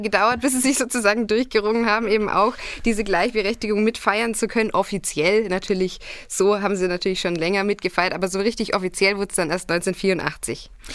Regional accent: Augsburg district, Bavaria, Germany; Ich bin im Landkreis Augsburg aufgewachsen

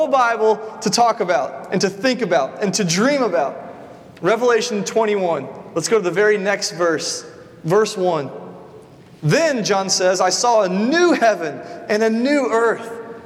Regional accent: the South, United States; I grew up in the South

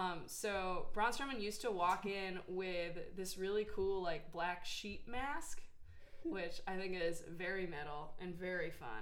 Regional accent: Milwaukee, Wisconsin, United States; I'm from Milwaukee.

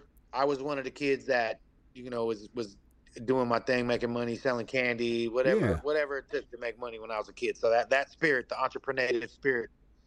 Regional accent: California, United States; I'm Nessunan Miwok. I'm out here from California.

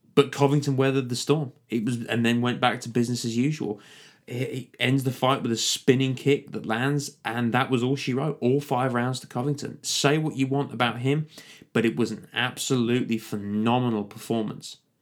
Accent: United Kingdom

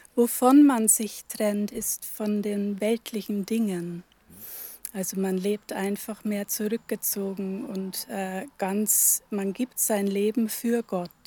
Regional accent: Upper Palatinate, Bavaria, Germany; moved away as an adult; also born or lived in Northern Germany; now in Velburg, Germany; Ich bin aus der Oberpfalz, gebürtige Oberpfälzerin, habe da aber nur die ersten 20 Jahre meines Lebens verbracht

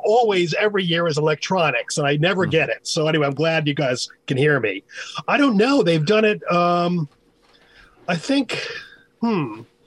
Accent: United States; as an American, as all three of us are Americans

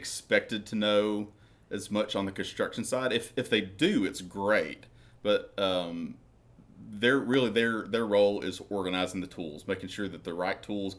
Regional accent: Vilonia, Arkansas, United States; I'm from Vilonia.

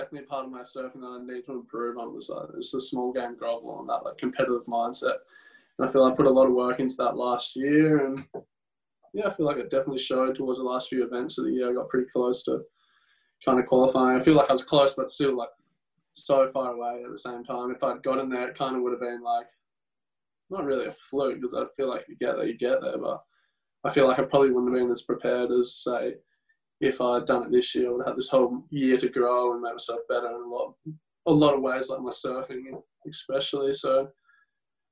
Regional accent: Western Australia, Australia; born or raised there; also born or lived in Brisbane, Queensland

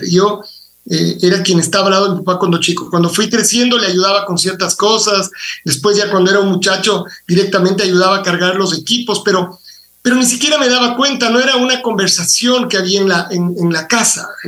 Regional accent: Quito, Pichincha, Ecuador; A yo, yo soy quiteño, es decir, mi papá y mi mamá son, son quiteños también

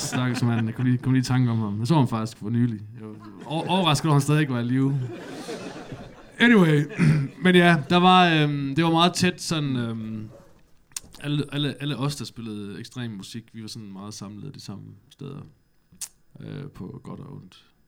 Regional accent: Gråsten, Southern Denmark, Denmark; moved away as an adult; now in Aarhus, Denmark; Jeg kommer fra Sønderjylland

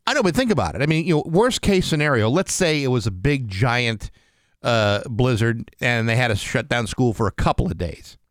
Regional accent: South Shore, Massachusetts, United States; they always canceled school in my hometown

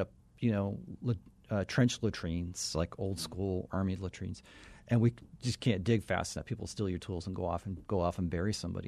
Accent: Arizona, United States; growing up in Arizona as a, as a white kid

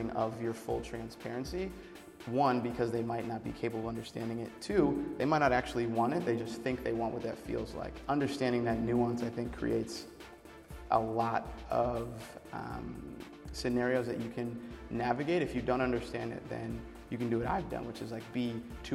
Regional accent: New Hampshire, United States; I grew up in New Hampshire.

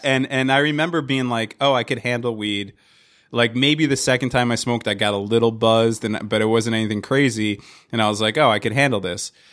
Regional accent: Hazlet, New Jersey, United States; also born or lived in Wildwood, New Jersey / Staten Island, New York / Yonkers, New York; when I was three, we moved to uh, to, uh, to Hazlet, New Jersey

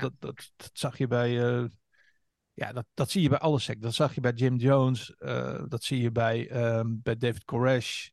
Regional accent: Hengelo, Overijssel, Netherlands; Ik ben geboren in Tukkerland. Siriusstraat ah. 12 in Hengelo

